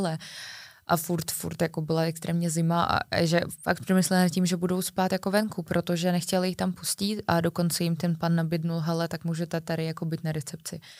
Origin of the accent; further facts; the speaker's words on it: Czechia; Já jsem odvolal všechny hotely, chápeš, já jsem z Česka, volala do Moldavska